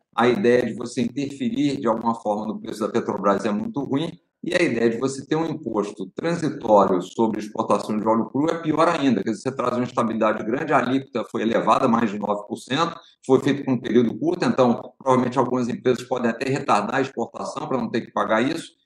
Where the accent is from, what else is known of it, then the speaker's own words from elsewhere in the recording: Brazil; como brasileiro